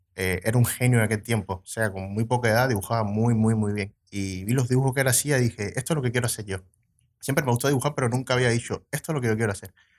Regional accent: Cuba; moved away as an adult; now in Montevideo, Uruguay; vengo de Cuba. hace tres años que vivo aquí en Uruguay

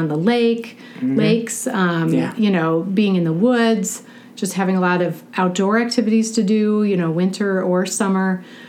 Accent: Edina, Minnesota, United States; also born or lived in Madison, Wisconsin; here we are in Minnesota. I was born in Minnesota at hospital right on France Avenue. So Fairview.

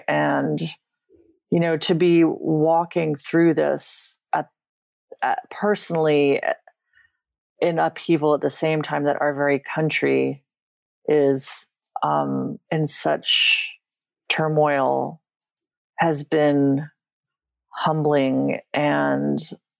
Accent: London, United Kingdom; born there; also born or lived in Vienna, Austria; And I was born in London. And we lived in London twice when I was growing up.

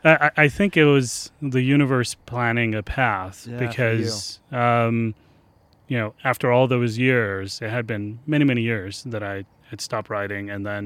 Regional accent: Ahmedabad, Gujarat, India; English is a second language

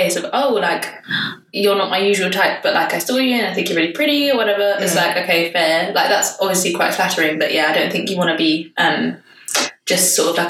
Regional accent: London, United Kingdom; moved away as an adult; now in Copenhagen, Denmark; So I am 26. I am as single as you can possibly get. And I currently live in Copenhagen, but as you can probably tell from my accent, I'm from London.

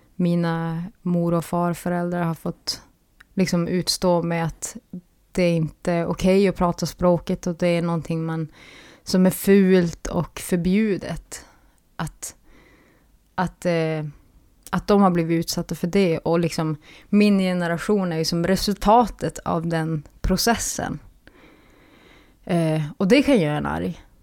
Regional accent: Pajala, Norrbotten County, Sweden; Ja, jag är från Pajala.

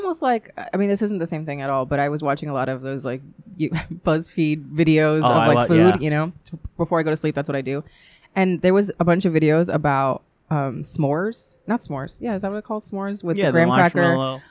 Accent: New York City, New York, United States

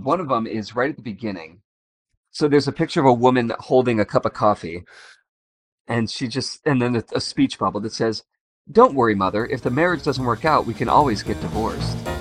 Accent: Chicago, Illinois, United States; I'm from Chicago

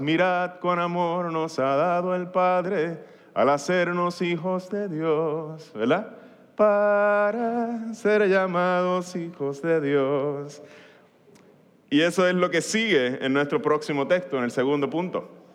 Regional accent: Puerto Rico

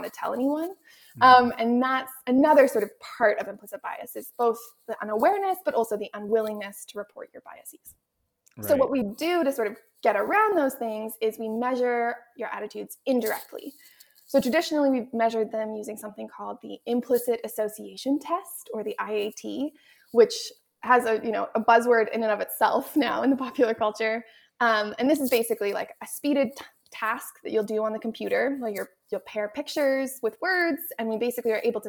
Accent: Canada; I'm also from Canada, so I was, trained in the French immersion system

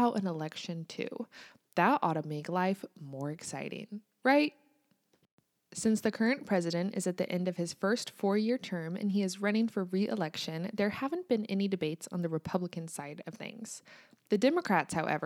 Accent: United States; also born or lived in Kansas

